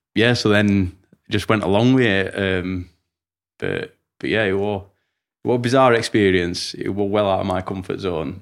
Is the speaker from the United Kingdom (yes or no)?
yes; Rotherham, Yorkshire and the Humber, United Kingdom; I'm from Rotherham